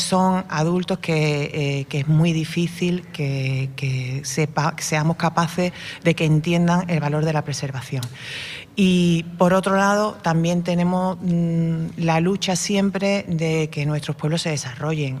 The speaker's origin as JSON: {"language": "Spanish", "town": "Aznalcázar", "region": "Andalusia", "country": "Spain", "said": "yo soy de Analcázar, soy alcaldesa de Analcázar"}